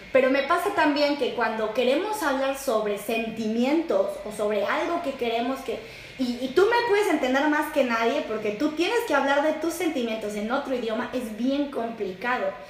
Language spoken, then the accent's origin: Spanish; Mexico; now in Netherlands; una mexicana viviendo en Holanda